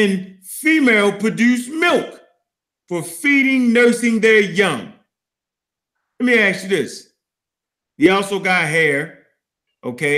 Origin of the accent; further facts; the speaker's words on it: Baltimore, Maryland, United States; Dogs or dugs, like we say in Baltimore, Maryland. Yeah, I'm from Park Heights.